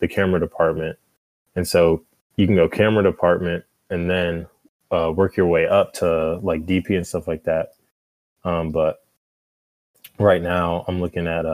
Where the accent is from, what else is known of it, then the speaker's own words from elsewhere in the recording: Atlanta, Georgia, United States; also born or lived in Jacksonville, Alabama; I'm from Atlanta, Georgia, just about a couple minutes south of Georgia.